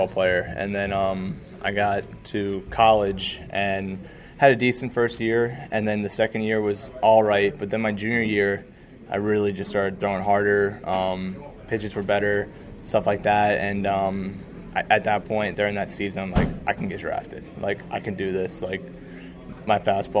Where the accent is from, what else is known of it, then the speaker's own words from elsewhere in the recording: Swedesboro, New Jersey, United States; also born or lived in Voorhees / Glassboro; Grew up in Swedesboro